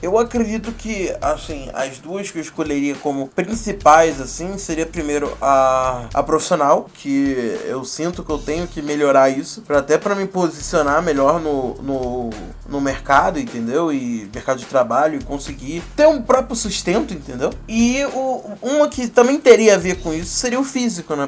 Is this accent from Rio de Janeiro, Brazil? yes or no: yes; Nova Friburgo, Rio de Janeiro, Brazil; falo da cidade do Rio de Janeiro, de Novo Friburgo